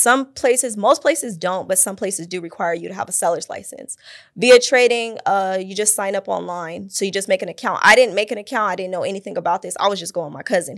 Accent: Fontana, California, United States; also born or lived in Pasadena, California; now in Phoenix, United States; grew up in, like, Fontana area, San Bernardino area

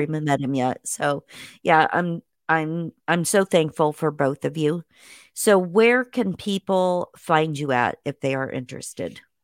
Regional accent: Indiana, United States; moved away; I was born in Indiana

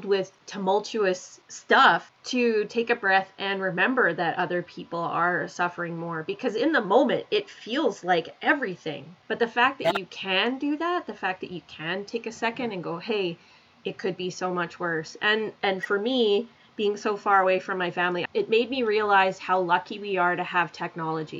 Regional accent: Calgary, Alberta, Canada; now in Sarnia, Canada; I'm from Calgary

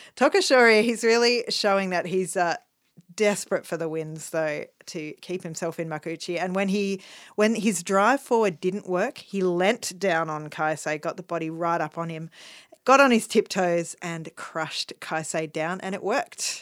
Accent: Melbourne, Victoria, Australia; as a Melbourneian, as an Australian

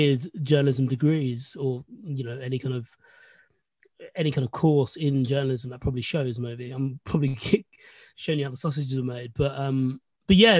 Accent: London, United Kingdom; I was born in London. My parents moved over in 1984. I was born in 1986

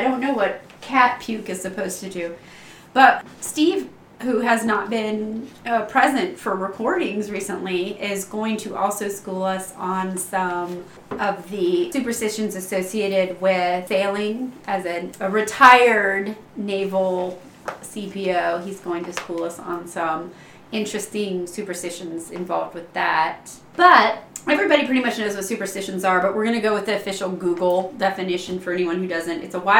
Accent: England, United Kingdom; I am, but I'm English, so right.

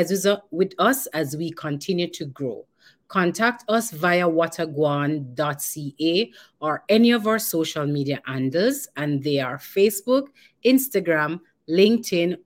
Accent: Jamaica; moved away; what we are as Jamaican and who we are as a people

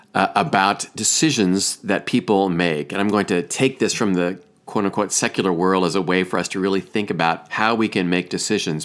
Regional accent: Iowa, United States; moved away; also born or lived in Chicago; my home state of Iowa

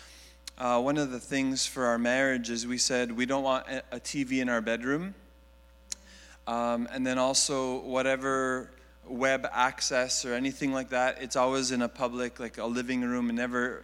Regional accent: Montreal, Quebec, Canada; now in Greater Toronto Area, Canada; I grew up in Montreal

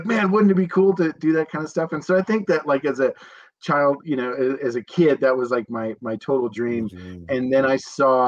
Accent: Montana, United States; also born or lived in Spokane, Washington; Born and raised in Montana

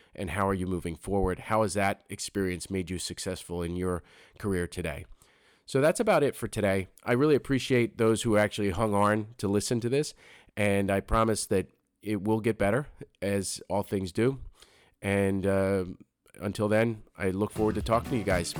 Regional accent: Philadelphia, Pennsylvania, United States; moved away as an adult; now in New Jersey, United States; I grew up, I grew up in Philadelphia

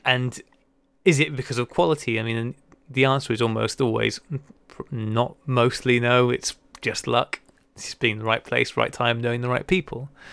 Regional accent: United Kingdom; now in United States; as a Brit living in the U S

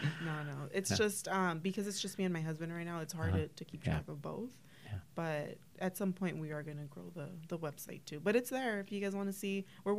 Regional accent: Los Angeles, California, United States; now in Whittier, United States; So I grew up in Boyle Heights in LA.

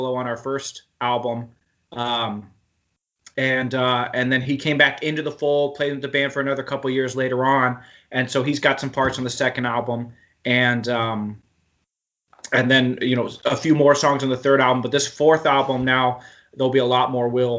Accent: Oklahoma, United States; I grew up in Oklahoma

